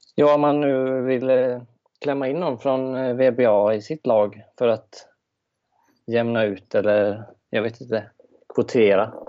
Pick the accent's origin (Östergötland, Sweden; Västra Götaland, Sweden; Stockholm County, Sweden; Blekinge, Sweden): Västra Götaland, Sweden; just outside Gothenburg; accent: Göteborgska; Jag kommer strax utanför, utanför från Göteborg